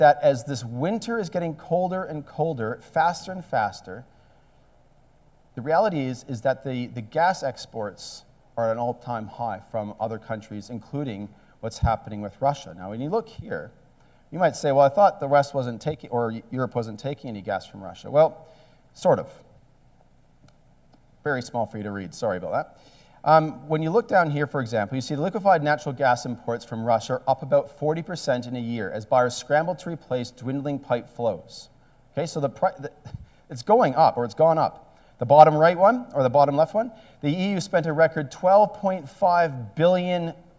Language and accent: English; Canada; also born or lived in Australia; maybe it's because I'm an electrician and I'm Canadian and Australian